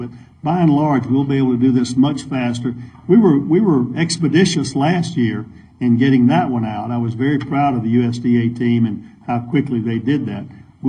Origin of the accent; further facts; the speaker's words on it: Georgia, United States; I'm from Georgia.